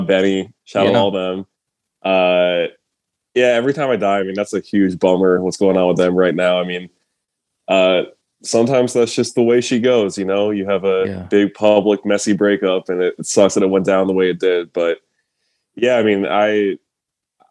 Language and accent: English; Rochester, New York, United States; we both grew up going to shows in Rochester, Syracuse, Buffalo, just the whole Western New York area